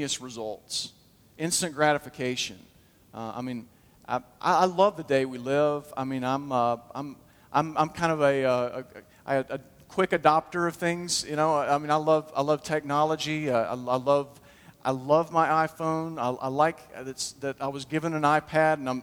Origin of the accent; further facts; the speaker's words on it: Huntsville, Alabama, United States; I grew up in Huntsville